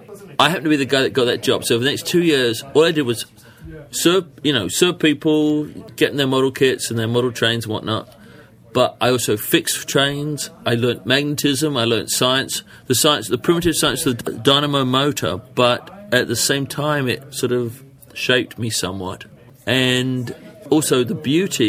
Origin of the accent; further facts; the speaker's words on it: London, United Kingdom; moved away; when I was a boy, in England